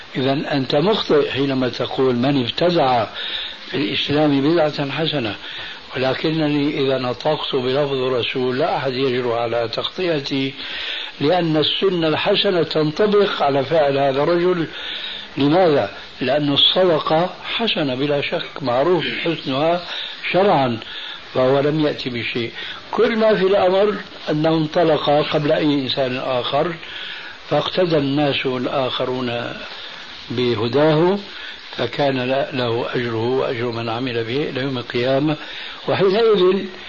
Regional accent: Syria; عندنا في سوريا

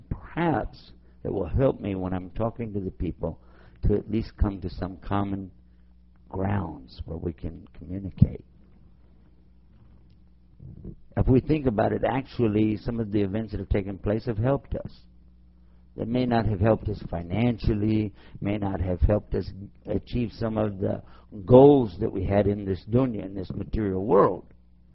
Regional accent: Texas, United States; my home state of Texas

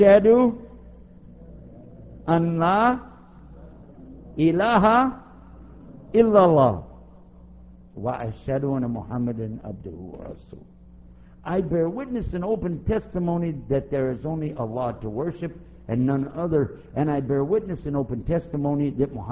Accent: Texas, United States; Now I'm from Texas, so I understand saying you all. We say you all to everybody

